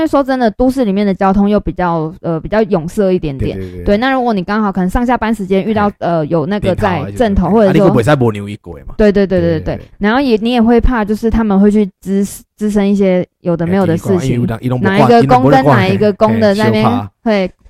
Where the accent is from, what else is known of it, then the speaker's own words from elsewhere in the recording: Sanchong, New Taipei, Taiwan; 因为我我是三重人嘛